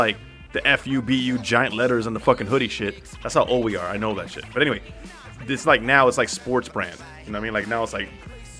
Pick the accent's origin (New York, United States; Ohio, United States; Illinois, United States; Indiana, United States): New York, United States; New York City; I'm from New York, man.